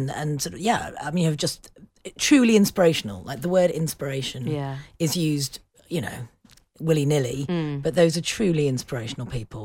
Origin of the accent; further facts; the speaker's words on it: England, United Kingdom; also born or lived in United States; I was born in England.